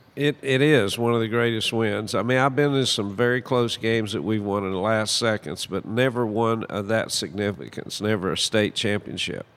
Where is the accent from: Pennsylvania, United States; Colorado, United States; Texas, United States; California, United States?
Texas, United States; Abilene; I grew up in Abilene